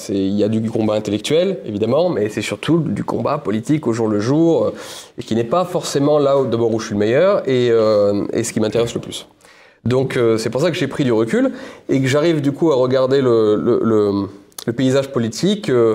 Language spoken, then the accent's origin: French; Ardèche, Auvergne-Rhône-Alpes, France; also born or lived in Paris; moi j'habitais euh, en Ardèche, ma maison, c'est de là d'où je viens